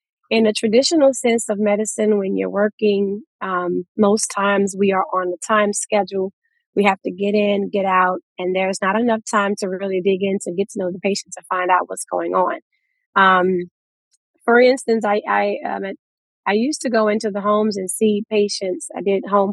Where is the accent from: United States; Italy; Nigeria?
United States; Louisiana; now in Houston, United States; We're from Louisiana